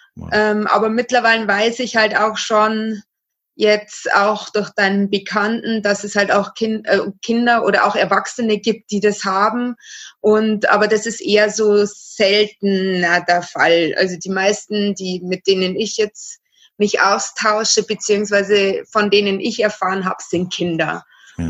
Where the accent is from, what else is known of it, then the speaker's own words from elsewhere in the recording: Regensburg, Bavaria, Germany; ich komme hier aus Regensburg, also Mhm. Bayern.